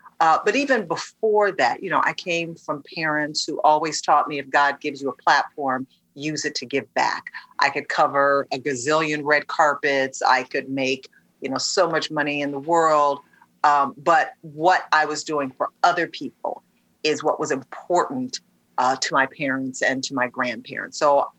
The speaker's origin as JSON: {"language": "English", "town": "Detroit", "region": "Michigan", "country": "United States", "tie": "born or raised there", "said": "So, spent my entire career in front of the camera, started in local news in my hometown of Detroit, and then worked my way up through so many different news markets"}